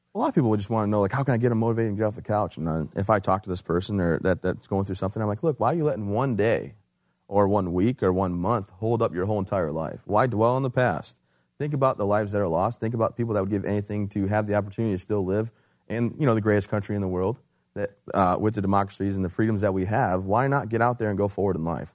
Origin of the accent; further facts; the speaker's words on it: Michigan, United States; moved away as an adult; also born or lived in Fort Bragg, North Carolina; I'm from Michigan originally